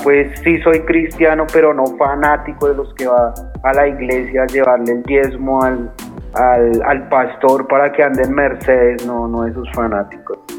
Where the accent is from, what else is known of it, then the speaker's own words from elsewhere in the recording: Bogotá, Colombia; Yo soy nacido en la ciudad de Bogotá y soy del barrio Las Cruces